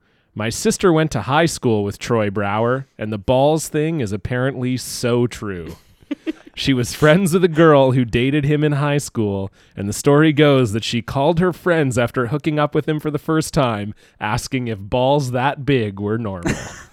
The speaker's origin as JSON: {"language": "English", "country": "Canada", "tie": "born or raised there", "said": "growing up in Canada, the joke is that everyone knows everyone else."}